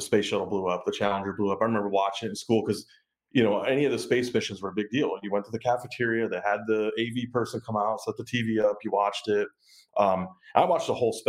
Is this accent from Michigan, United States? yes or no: yes; Michigan, United States; I'm from Michigan, and gyms are a big part of the culture there